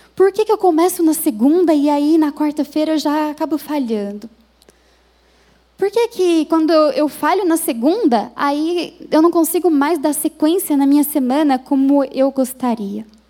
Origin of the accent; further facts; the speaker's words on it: Minas Gerais, Brazil; moved away as an adult; now in São Paulo, Brazil; eu fui criada em Minas Gerais